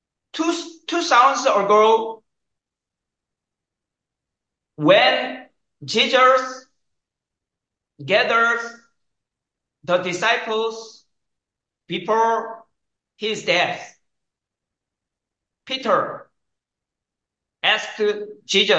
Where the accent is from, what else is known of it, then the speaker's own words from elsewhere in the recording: South Korea; English is a second language; I was born in South Korea.